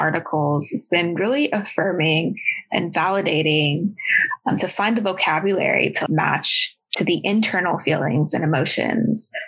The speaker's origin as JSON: {"language": "English", "area": "Bay Area", "region": "California", "country": "United States", "tie": "born or raised there", "also_born_or_lived": "Huntsville, Alabama", "second_language": "English", "said": "when I was about 5 years old, we settled in Bay Area, California. And as an Asian American, I can say I was very lucky to have been raised there"}